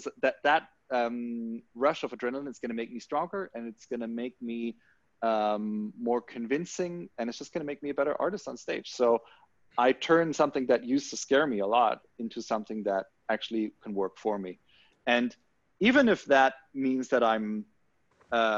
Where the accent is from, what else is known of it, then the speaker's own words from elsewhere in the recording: Germany; growing up in Germany